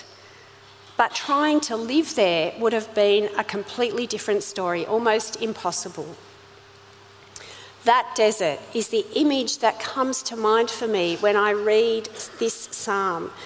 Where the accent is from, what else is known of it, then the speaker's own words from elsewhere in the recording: Sydney, New South Wales, Australia; accent: Aussie; also born or lived in South Africa; I was born in South Africa. When I was five, my family emigrated from there to Sydney in Australia.